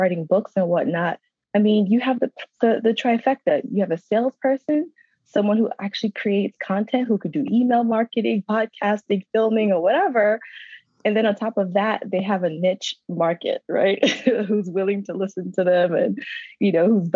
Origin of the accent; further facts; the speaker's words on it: New York City, New York, United States; moved away as an adult; also born or lived in Georgia / North Carolina; I'm from Brooklyn, New York.